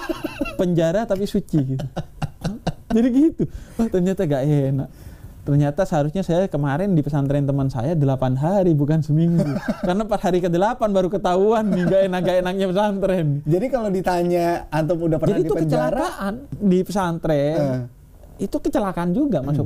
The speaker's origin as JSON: {"language": "Indonesian", "town": "Bondowoso", "region": "East Java", "country": "Indonesia", "tie": "born or raised there", "said": "saya tuh di kampung saya di Jawa Timur di Bondowoso"}